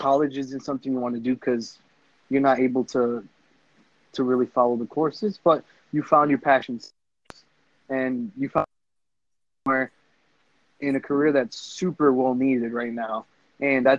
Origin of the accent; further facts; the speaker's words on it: Lawrence, Massachusetts, United States; we're from Lawrence